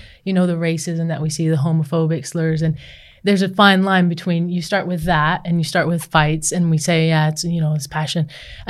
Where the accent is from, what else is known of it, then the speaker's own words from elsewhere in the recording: New Zealand; And coming from growing up in New Zealand with an All Black as an uncle, like there was a lot spoken about culture